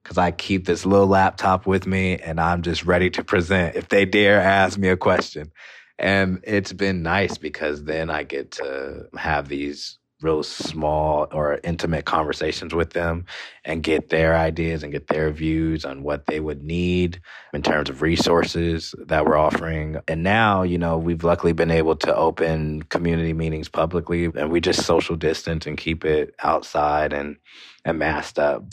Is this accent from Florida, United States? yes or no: no; Moreno Valley, California, United States; where I grew up in Moreno Valley